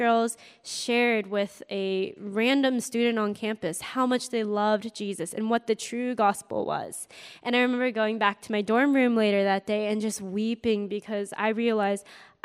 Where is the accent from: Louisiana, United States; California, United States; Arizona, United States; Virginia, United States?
California, United States; Northern; I was born and raised in California, Northern California, home of like Apple, Google, Facebook, that area.